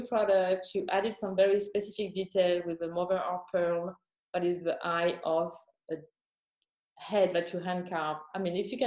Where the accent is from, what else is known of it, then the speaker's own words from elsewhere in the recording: Champagne, Grand Est, France; I was born and raised in Champaign